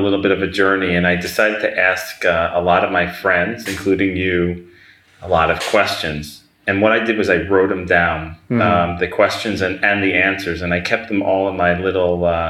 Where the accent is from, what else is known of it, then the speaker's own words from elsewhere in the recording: New Jersey, United States; I am from Jersey